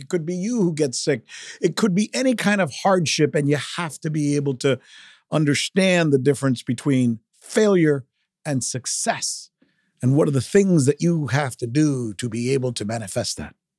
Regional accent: South Florida, United States; first language Spanish; English is a second language; also born or lived in Minneapolis, Minnesota; I always saw myself as a Latino kid growing up in South Florida

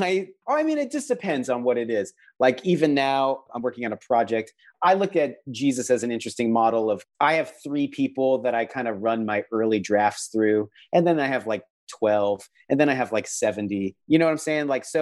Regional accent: Mukilteo, Washington, United States; I grew up in outside of Seattle, Washington, along the Puget Sound in a little town called Mukilteo. And I'd hear ferry boats and see orca whales.

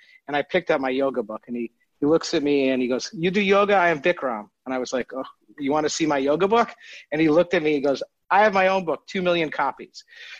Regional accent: Detroit, Michigan, United States; moved away as an adult; also born or lived in Nashville / Los Angeles; So I was a Jewish kid growing up in Detroit

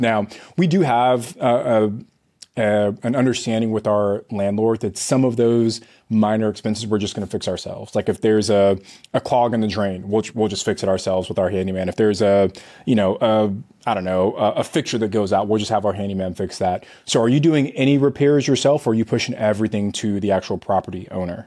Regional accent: California, United States; I'm from California

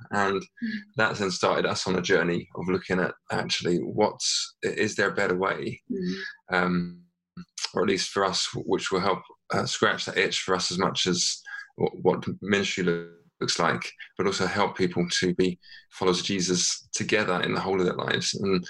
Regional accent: England, United Kingdom; moved away as an adult; also born or lived in Northern Ireland; now in Limavady, United Kingdom; I'm from England originally, and Paul is from over here, but we've been over in Northern Ireland within the Methodist Church for about the past 11, 12 years.

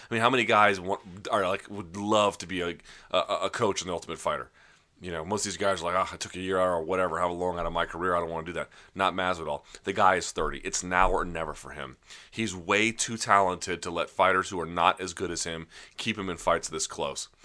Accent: Washington, District of Columbia, United States; just outside my hometown. They call it a D C

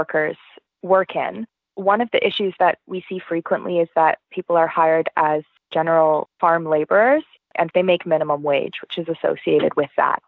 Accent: Vancouver, British Columbia, Canada; moved away as an adult; also born or lived in Mexico; I grew up in Vancouver, and I still live here now

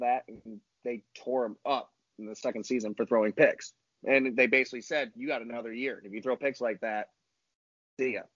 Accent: Ohio, United States; I'm from Ohio, live in Ohio

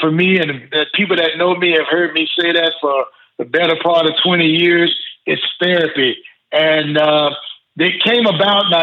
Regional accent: the South, United States; growing up in the South, football was religion. Yep. So I expected California to have that same attitude, but they didn't.

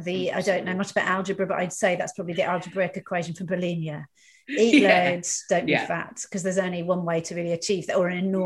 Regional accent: Dorset, South West England, United Kingdom; I'm a Dorset girl as well.

